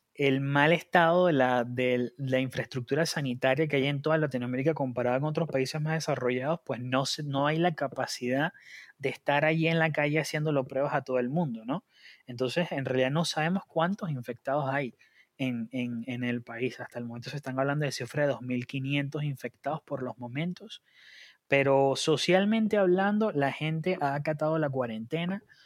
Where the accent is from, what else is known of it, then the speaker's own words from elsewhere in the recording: Margarita Island, Nueva Esparta, Venezuela; now in Argentina; soy em, venezolano, margariteño